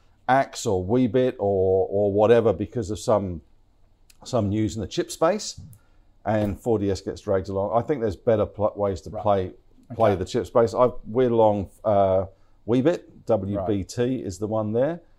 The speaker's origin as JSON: {"language": "English", "region": "London", "country": "United Kingdom", "moved": "yes", "lives_now": "Australia", "said": "I'm a Londoner"}